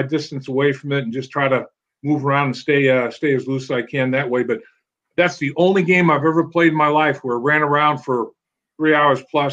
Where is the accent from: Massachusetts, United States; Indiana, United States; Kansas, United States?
Massachusetts, United States; Boston; moved away; also born or lived in Syracuse; I'm from the Boston area, New England originally